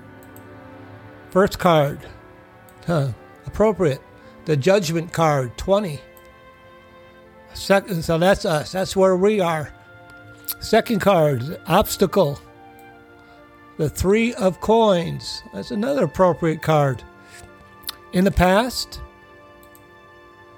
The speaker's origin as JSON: {"language": "English", "country": "United States", "said": "We as American people"}